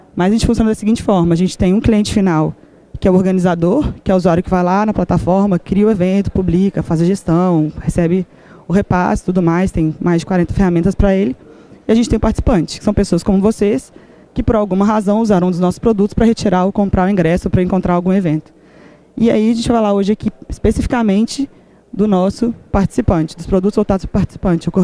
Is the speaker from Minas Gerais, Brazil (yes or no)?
yes; Belo Horizonte, Minas Gerais, Brazil; sou de BH, sim, nasci em BH